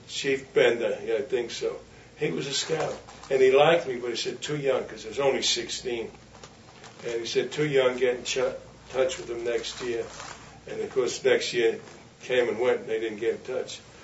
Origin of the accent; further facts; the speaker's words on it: United States; I'm USA. I'm an American.